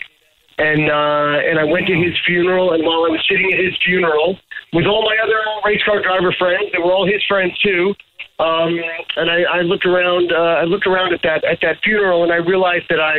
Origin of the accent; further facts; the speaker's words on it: Canada; I'm a Canadian.